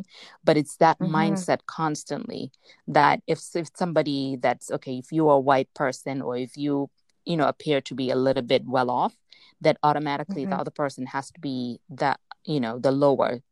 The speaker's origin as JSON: {"language": "English", "country": "Gambia", "tie": "born or raised there", "also_born_or_lived": "Spain", "said": "when we moved from Spain, we were born in Spain. And when we moved to the Gambia"}